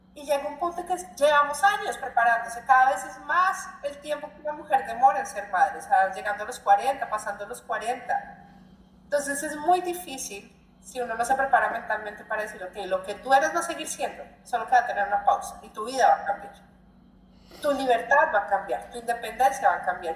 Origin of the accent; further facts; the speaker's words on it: Colombia; moved away as an adult; now in Brazil; colombiana que vive en Brasil, ya cinco años